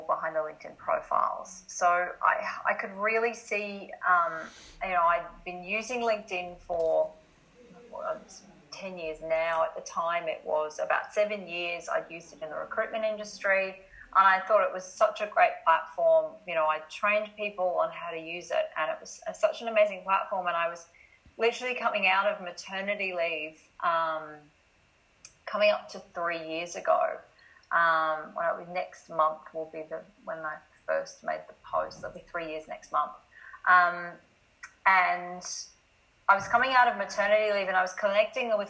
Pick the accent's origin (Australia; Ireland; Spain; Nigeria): Australia; accent: Australian; moved away as an adult; also born or lived in Scotland; I'm obviously Australian by the accent.